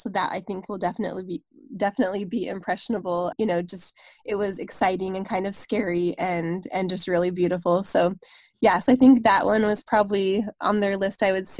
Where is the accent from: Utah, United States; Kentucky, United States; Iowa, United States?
Utah, United States; We're from Utah, obviously.